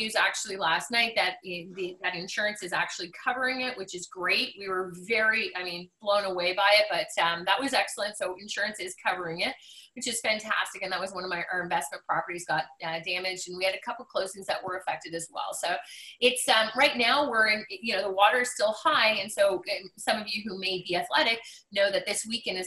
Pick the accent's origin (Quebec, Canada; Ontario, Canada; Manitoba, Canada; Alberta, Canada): Quebec, Canada; Montreal; now in Ottawa, Canada; I'm born and raised in Montreal, Quebec.